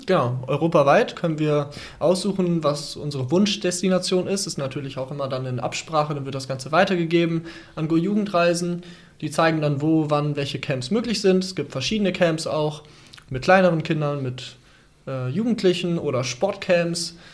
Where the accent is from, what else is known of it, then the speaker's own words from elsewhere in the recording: Dorsten, North Rhine-Westphalia, Germany; ich komme ja aus Dorsten